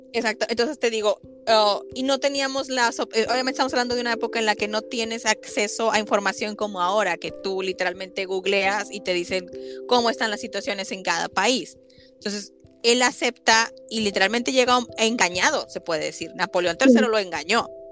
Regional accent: Mexico; yo soy de México

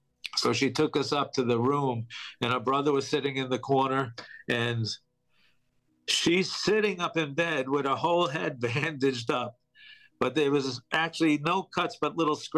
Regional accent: New York, United States; I'm from New York, I had many friends working in those buildings

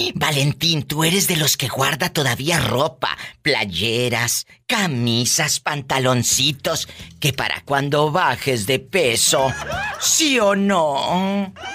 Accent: Matamoros, Tamaulipas, Mexico; la gente de mi tierra que está Maulipas, Yo soy de Matamoros

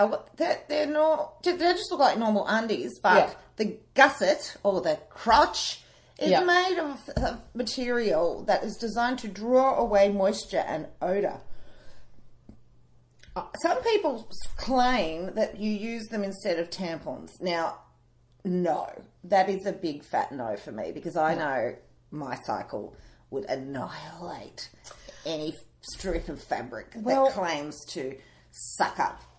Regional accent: Lithgow, New South Wales, Australia; Is this because I'm from Lithgow?

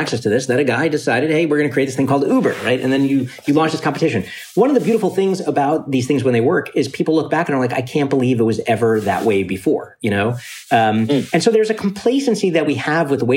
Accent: New York City, New York, United States; also born or lived in Ithaca, New York; I grew up in Coney Island, Brooklyn

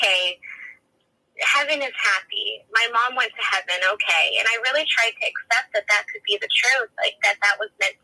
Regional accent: California, United States; also born or lived in Arizona; I was born in Arizona, but lived in California

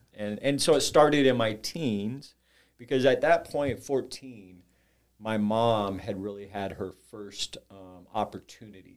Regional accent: Orange County, Southern California, United States; now in Saint Louis, United States; I grew up in Southern California, Orange County.

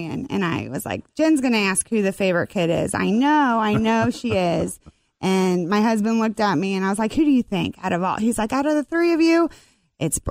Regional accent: Ohio, United States; moved away as an adult; now in Northern Kentucky, United States; I'm originally from Ohio

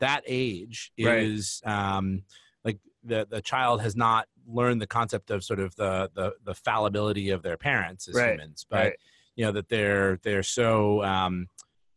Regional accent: Cleveland, Ohio, United States; I grew up in Cleveland, and in Cleveland, my teams were the Cleveland Indians

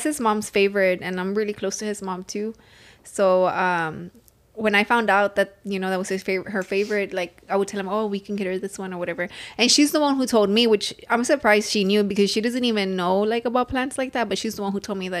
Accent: Sinaloa, Mexico; oh, so I'm from Sinaloa and they eat them like hella raw

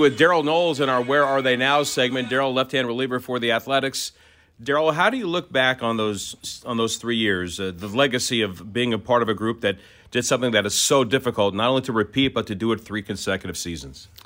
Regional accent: Orlando, Florida, United States; I grew up in Orlando

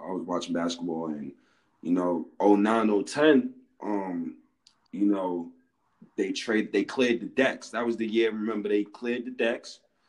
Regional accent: New York City, New York, United States; I'm from New York as well. I'm from Harlem, New York.

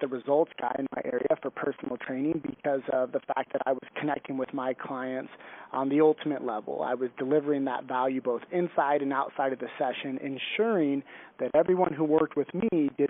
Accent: San Luis Obispo, California, United States; I grew up on the central coast of California in a small town called San Luis Obispo

